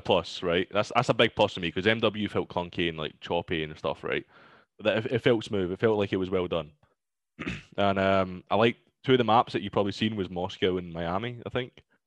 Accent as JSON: {"language": "English", "town": "Glasgow", "region": "Scotland", "country": "United Kingdom", "said": "I'm from Glasgow"}